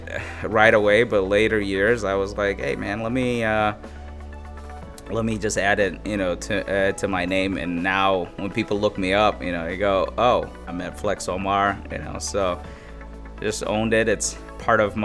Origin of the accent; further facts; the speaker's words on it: Abu Dhabi, United Arab Emirates; moved away as an adult; also born or lived in Somaliland; now in Chicago, United States; I came from Abu Dhabi. That's where I grew up